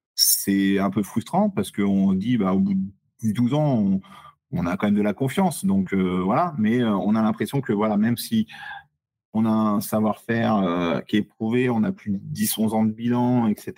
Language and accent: French; Saumur, Pays de la Loire, France; Saumur, ma ville natale